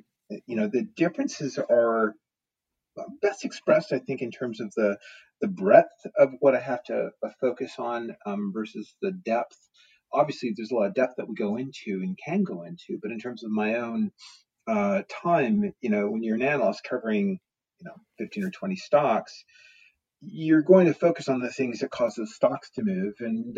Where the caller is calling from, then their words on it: Portland, Oregon, United States; I am here live from Portland, Oregon, where I've been in lockdown for, well, about the same time as you all have in the UK.